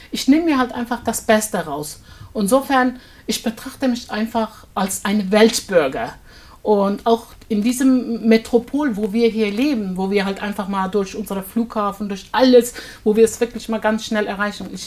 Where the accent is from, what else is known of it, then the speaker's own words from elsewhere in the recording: Kayseri, Kayseri Province, Turkey; German is a second language; now in Frankfurt, Germany; Komme ursprünglich aus Anatolien, aus Kayseri.